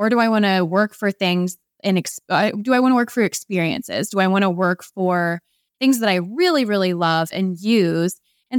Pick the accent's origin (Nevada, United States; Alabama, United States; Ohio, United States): Ohio, United States; We're also from Ohio.